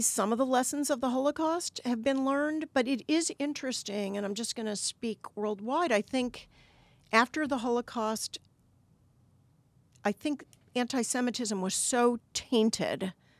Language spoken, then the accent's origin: English; Cleveland, Ohio, United States; moved away as an adult; now in Washington, United States; I was from Cleveland, Ohio. I grew up there. I decided in my mid-30s I wanted to do something meaningful with my life, and I picked Washington as